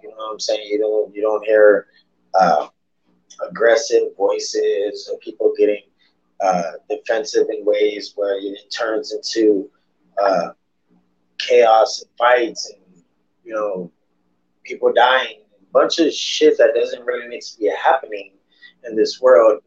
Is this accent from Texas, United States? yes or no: yes; San Antonio, Texas, United States; Being a San Antonioan, San Antonioan, is that is that what it is? San Antonioan, just being a Texan.